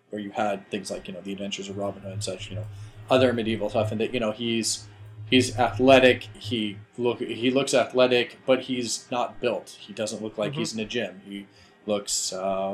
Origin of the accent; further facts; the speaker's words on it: United States; I'm American as well